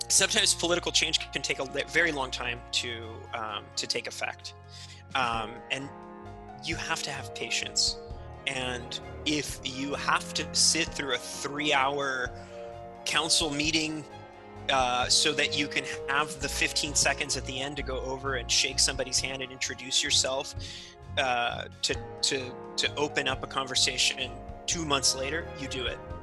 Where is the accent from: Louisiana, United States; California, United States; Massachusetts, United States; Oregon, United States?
California, United States; also born or lived in Mexico City, Mexico / Santa Cruz, California; now in Seattle, United States; I was raised in California on, on a farm in California